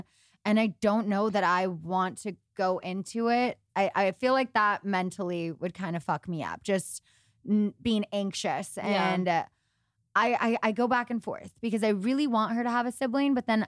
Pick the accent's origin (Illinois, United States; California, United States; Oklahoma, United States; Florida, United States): California, United States; Los Angeles; I've been here my whole life.